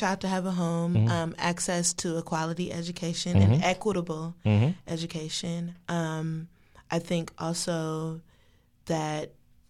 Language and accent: English; Detroit, Michigan, United States; moved away as an adult; now in Washington, D.C., United States; I came here for school, but I'm from Detroit, Michigan.